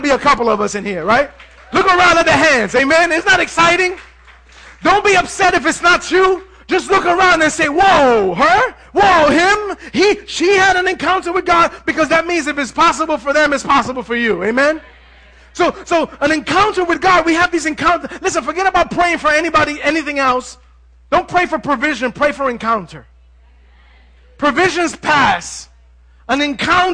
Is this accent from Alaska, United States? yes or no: no; New York City, New York, United States; I come from Manhattan